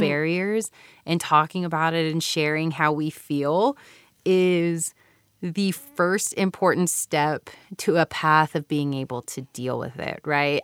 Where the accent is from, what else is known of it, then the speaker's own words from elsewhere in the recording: Houston, Texas, United States; moved away as an adult; also born or lived in California / Japan; now in Utah, United States; I was born and raised, um, like I said earlier, in Mexican American community in Houston, Texas